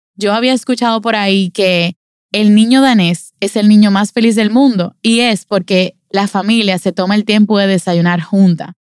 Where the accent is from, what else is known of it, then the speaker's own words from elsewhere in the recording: Dominican Republic; a nosotros, como dominicanos